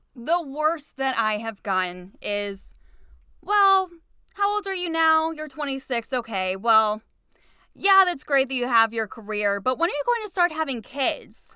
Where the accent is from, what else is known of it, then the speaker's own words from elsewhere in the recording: Cleveland, Ohio, United States; also born or lived in Painesville Township, Ohio; I wanted to be a T V news reporter in Cleveland for my hometown, so that's why I didn't want to leave my hometown.